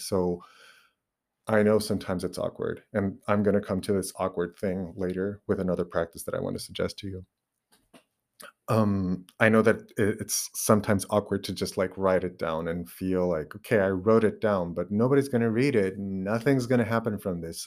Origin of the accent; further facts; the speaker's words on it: Portugal; first language Portuguese; English is a second language; English is not my, uh, my mother tongue. It's my second language, but I actually use it more naturally now than even Portuguese.